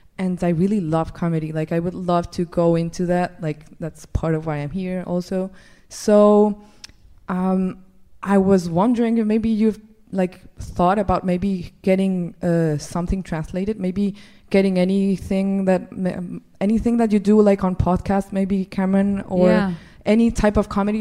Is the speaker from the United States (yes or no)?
no; Colombia; moved away as an adult; I'm from Colombia